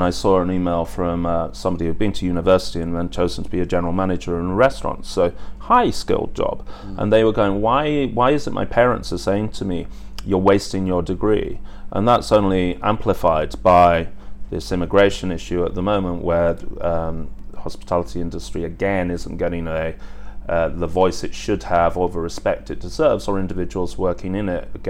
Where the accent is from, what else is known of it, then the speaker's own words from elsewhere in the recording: England, United Kingdom; So again, my parents gave me a great work ethic, and I think that stood me in great stead as an Englishman in hospitality with a work ethic.